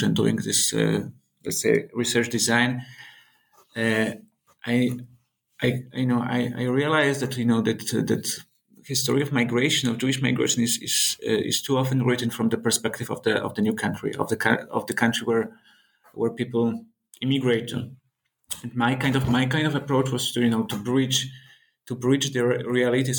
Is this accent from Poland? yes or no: yes; Poland; growing up in Poland